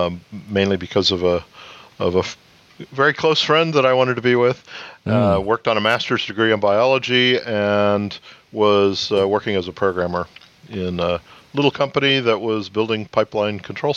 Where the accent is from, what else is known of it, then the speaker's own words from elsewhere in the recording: Northern Arizona, United States; moved away as an adult; now in Houston, United States; I grew up in Northern Arizona